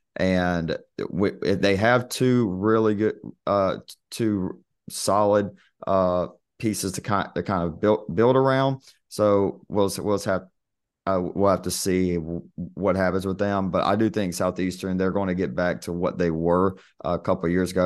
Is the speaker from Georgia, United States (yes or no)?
yes; Albany, Georgia, United States; born or raised there